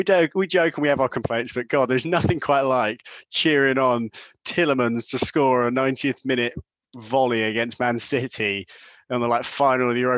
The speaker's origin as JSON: {"language": "English", "town": "Watford", "region": "East of England", "country": "United Kingdom", "tie": "born or raised there", "said": "my hometown where I live in Watford"}